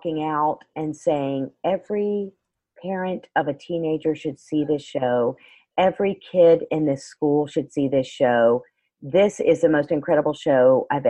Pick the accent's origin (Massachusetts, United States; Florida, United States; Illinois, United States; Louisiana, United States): Florida, United States; I'm still from Florida